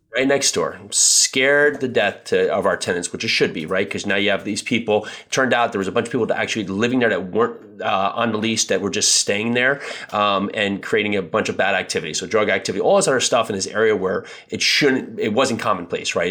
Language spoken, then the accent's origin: English; New Jersey, United States; I grew up in New Jersey